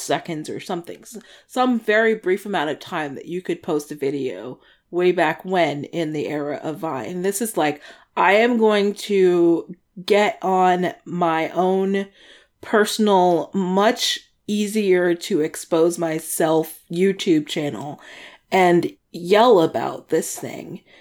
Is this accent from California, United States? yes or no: no; Washington, District of Columbia, United States; moved away; DC, my hometown